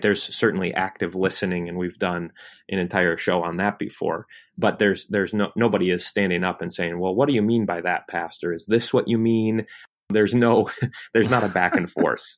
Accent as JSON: {"language": "English", "region": "Michigan", "country": "United States", "tie": "born or raised there", "moved": "yes", "lives_now": "Kentucky, United States", "said": "I grew up in Michigan"}